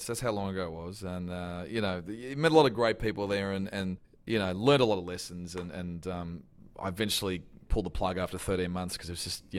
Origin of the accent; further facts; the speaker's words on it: Canberra, Australian Capital Territory, Australia; But it's one of those things where growing up in Canberra, doing radio was the last thing I thought would happen.